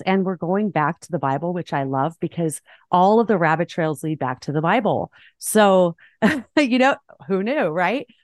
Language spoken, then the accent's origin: English; Southern California, United States; moved away; I grew up in Southern California. I just recently moved